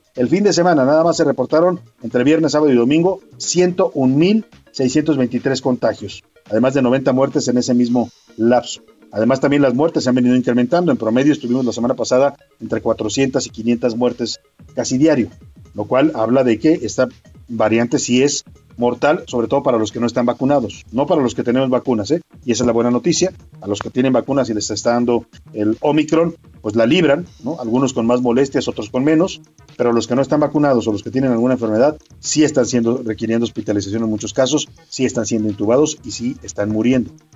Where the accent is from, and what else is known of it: Mexico